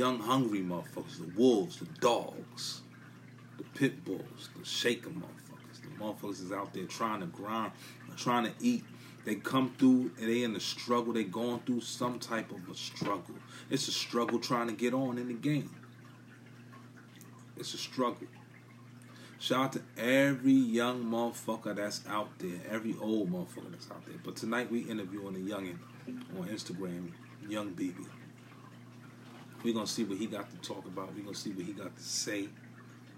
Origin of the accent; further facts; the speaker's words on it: New York City, New York, United States; I'm from Brooklyn. I'm from NYC. I'm from BK